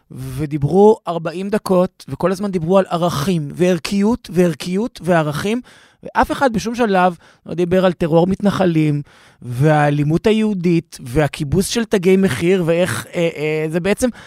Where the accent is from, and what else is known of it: Sweden; born or raised there